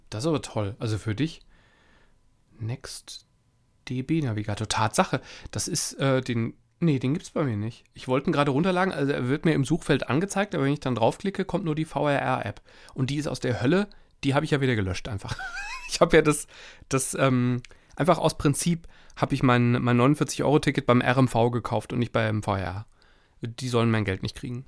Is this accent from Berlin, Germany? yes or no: no; Wuppertal, North Rhine-Westphalia, Germany; Ich komme aus Wuppertal